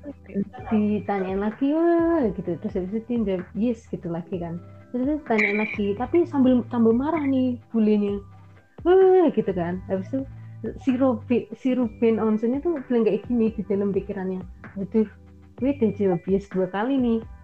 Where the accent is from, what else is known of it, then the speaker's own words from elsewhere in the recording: Indonesia; accent: medok; emang Inggrisku masih medok gitu jadi seberapa pun aku mencoba kan aksenku tetap ada